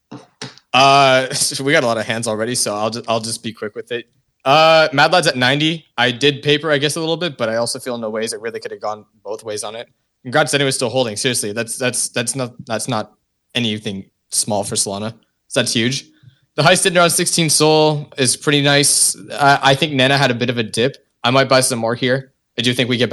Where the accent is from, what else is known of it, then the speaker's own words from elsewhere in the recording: Canada; I'm Canadian. I speak French.